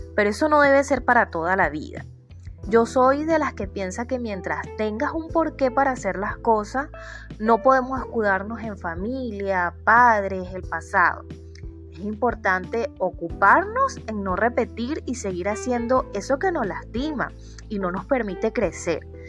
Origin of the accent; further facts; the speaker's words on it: Venezuela; soy psicólogo venezolana viviendo en Venezuela